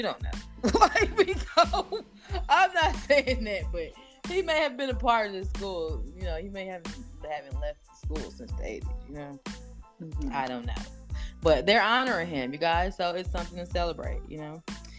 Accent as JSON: {"language": "English", "region": "Wisconsin", "country": "United States", "tie": "born there", "said": "Shout out to the Packers, my state that I was born. I can't say my home state, but I was born there, wasn't raised, but shout out to the Packers, you guys."}